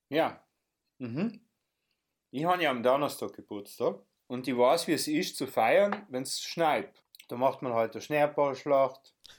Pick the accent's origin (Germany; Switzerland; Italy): Italy; South Tyrol, Trentino-Alto Adige; wir als Südtiroler